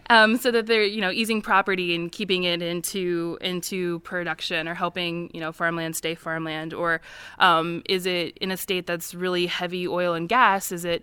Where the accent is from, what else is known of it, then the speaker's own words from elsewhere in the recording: Midwest, United States; as it would have been in my family in the Midwest, I'm originally from the Midwest.